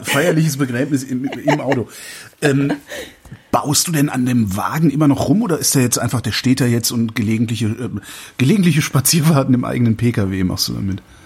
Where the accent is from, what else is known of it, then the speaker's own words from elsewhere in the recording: the West, western Germany, Germany; ich bin im Westen groß geworden